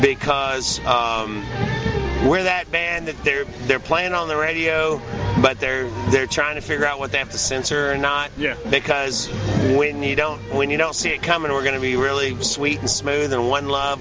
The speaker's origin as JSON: {"language": "English", "town": "Clarksville", "region": "Tennessee", "country": "United States", "tie": "born or raised there", "said": "I was in my hometown of Clarksville, Tennessee, by Fort Campbell Army Base."}